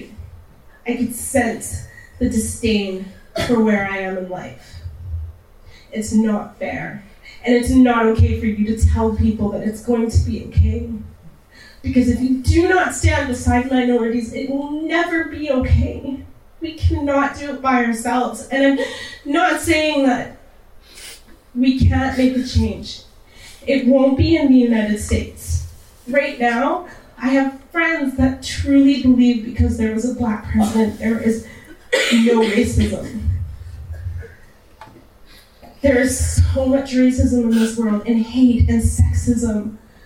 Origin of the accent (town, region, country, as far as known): Canada; born or raised there; also born or lived in Texas